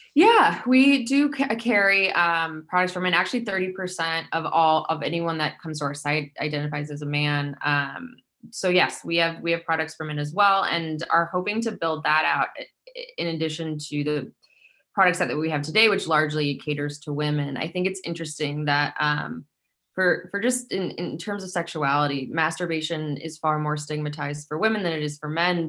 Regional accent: Midwest, United States; now in Brooklyn, United States; growing up in the Midwest

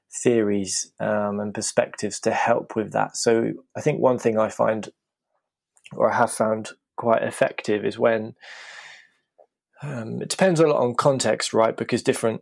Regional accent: United Kingdom

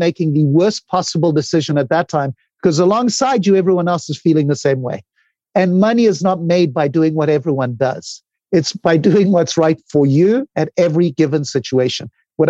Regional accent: Zimbabwe; moved away; when I came from Zimbabwe, I'd built two companies.

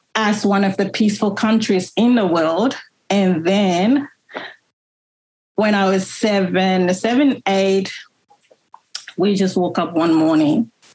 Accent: Monrovia, Liberia; now in Melbourne, Australia; I was born in Monrovia, the capital

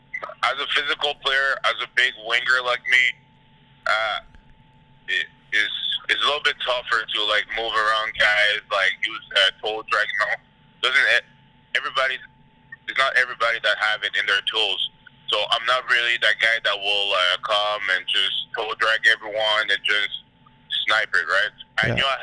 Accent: Montreal, Quebec, Canada; now in United States; I was born in 96.

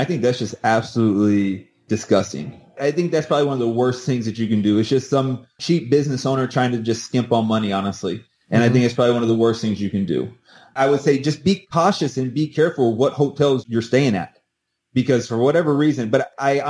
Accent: St. Louis, Missouri, United States; I came from St. Louis. I come from some really, really violent areas.

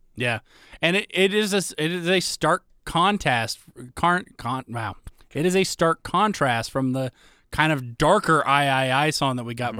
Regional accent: United States; an American

